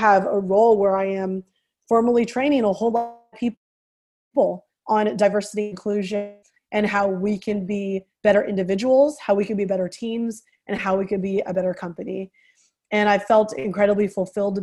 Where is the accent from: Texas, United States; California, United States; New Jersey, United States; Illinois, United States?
California, United States; San Francisco Bay Area; I'm from the San Francisco Bay Area. So growing up, I was surrounded by people who looked different than me